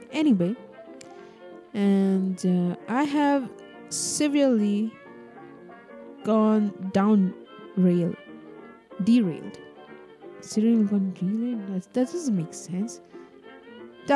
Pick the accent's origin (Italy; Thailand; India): India; Kerala; I come from Kerala, bro. It always rains here.